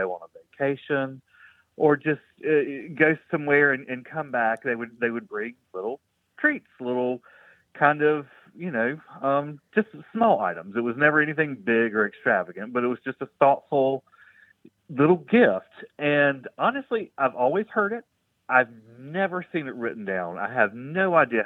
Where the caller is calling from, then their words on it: Columbia, South Carolina, United States; I am calling in from Columbia, South Carolina